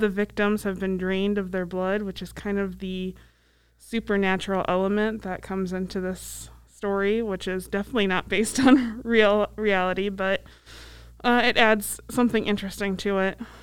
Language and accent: English; Iowa, United States; moved away; also born or lived in Council Bluffs, Iowa; Edge of my home state